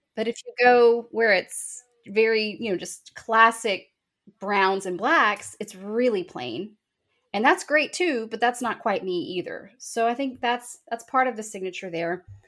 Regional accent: Texas Hill Country, United States; moved away as an adult; now in Calallen, United States; moved to the Hill Country for, um, I guess, elementary school. And I grew up there for the most of my life and love being a Hill Country girl

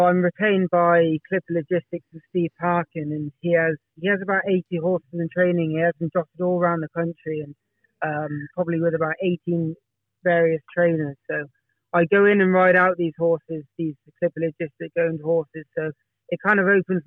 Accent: the Cotswolds, South West England, United Kingdom; I was brought up in the Cotswolds, and that's very much jump racing dominated

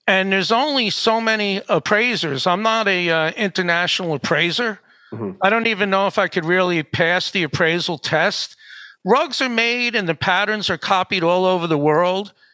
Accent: Suffern, New York, United States; I'm from Suffern.

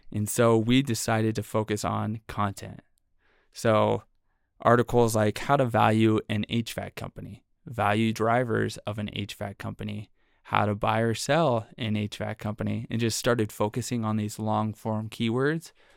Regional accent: San Francisco, California, United States; moved away as an adult; now in Utah, United States; I'm originally from the Bay Area in San Francisco

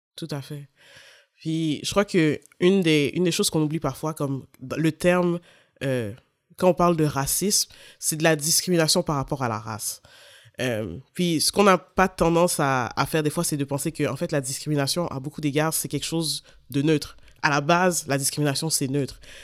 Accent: Montreal, Quebec, Canada; je suis née, je suis à Sainte-Justine, j'ai grandi en banlieue de Montréal

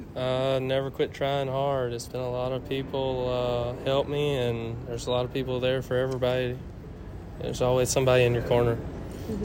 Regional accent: Meadville, Mississippi, United States; I'm from uh, Meadville, Mississippi

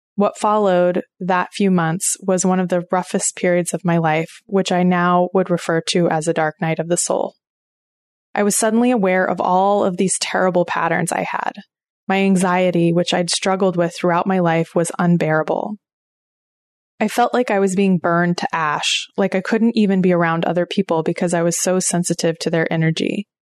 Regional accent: Oklahoma, United States; now in Maine, United States; I grew up in Oklahoma, and my family goes back at least four generations on both sides

